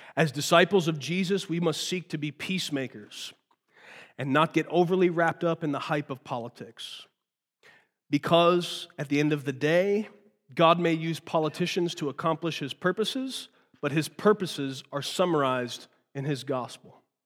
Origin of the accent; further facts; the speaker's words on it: United States; I was born here